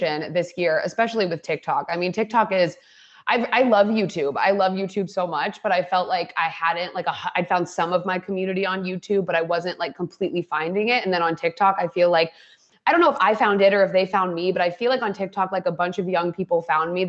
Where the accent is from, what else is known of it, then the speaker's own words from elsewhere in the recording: Ohio, United States; moved away; I grew up in Ohio